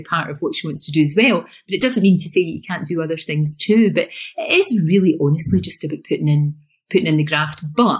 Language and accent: English; Glasgow, Scotland, United Kingdom; accent: Glasgow; also born or lived in East Kilbride; we moved from Glasgow to East Kilbride, which is about 10 miles when I was growing up